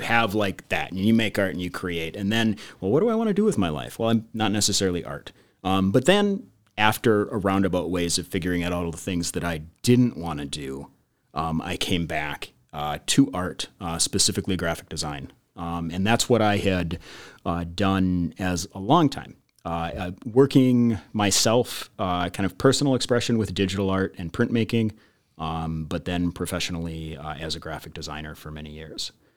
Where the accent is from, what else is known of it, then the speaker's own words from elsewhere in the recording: Midwest, United States; Coming, coming from, like, the Midwest and growing up in the Midwest